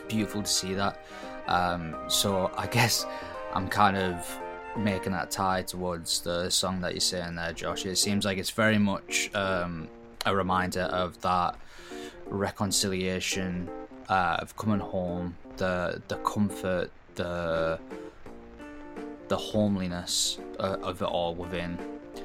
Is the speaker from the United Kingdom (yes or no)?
yes; England, United Kingdom; moved away; we've sang it a bunch of times in primary school, as all people did our age, growing up in England